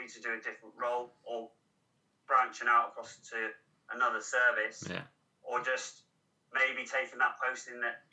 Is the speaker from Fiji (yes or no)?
no; Cornwall, South West England, United Kingdom; moved away as an adult; I'm Cornish